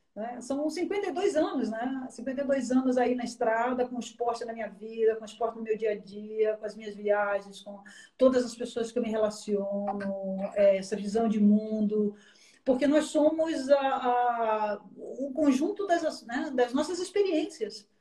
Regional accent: Bahia, Brazil; eu morava em frente à praia, sou baiana

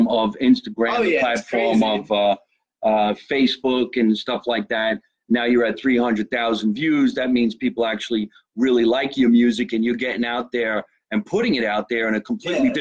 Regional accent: Scotch Plains, New Jersey, United States

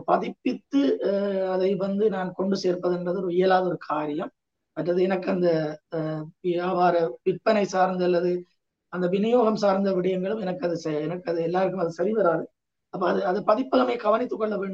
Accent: Sri Lanka; நான் ஸ்ரீலங்கன் இல்லை

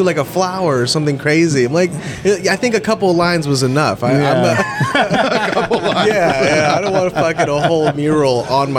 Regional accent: Dallas, Texas, United States; moved away as an adult; also born or lived in Los Angeles, United States; now in Austin, United States; spent 7 years in Hollywood, and I don't even tell people I did that. I came to Austin, I stopped saying it. Like, I am from Dallas.

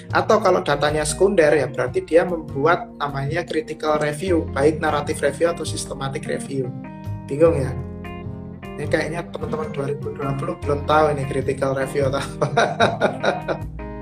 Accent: Tulungagung, East Java, Indonesia; now in Yogyakarta, Indonesia; saya kan asalnya dari Tulungagung Jawa Timur

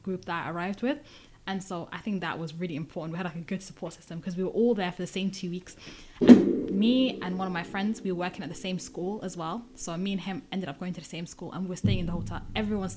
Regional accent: United Kingdom; I'm Somali, but I'm British.

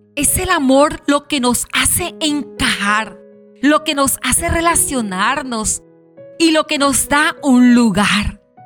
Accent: La Guajira, Colombia; en la zona donde nos encontramos, en mi bella Guajira y en mi país Colombia

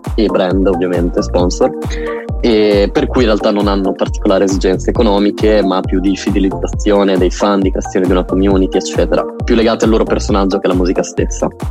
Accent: Emilia-Romagna, Italy; noi emiliano romagnoli

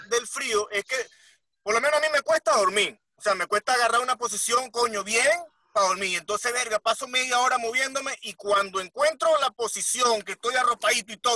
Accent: Bolívar, Venezuela; los tres somos de Bolívar y Bolívar es caliente, mano.

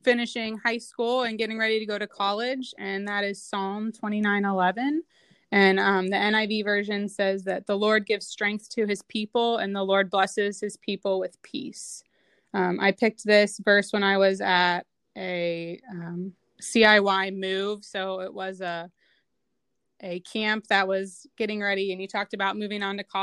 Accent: Mason, Ohio, United States; also born or lived in Cincinnati, Ohio; I grew up in Mason, Ohio.

